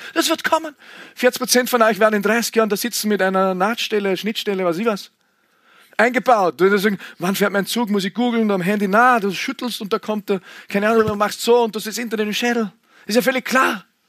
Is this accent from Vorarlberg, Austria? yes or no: yes; Klostertal, Vorarlberg, Austria; Ich bin aufgewachsen im Klostertal, wir haben zwei Fernsehsender gehabt, FS1, FS2 im Unterland, vor Vorarlberger Unterland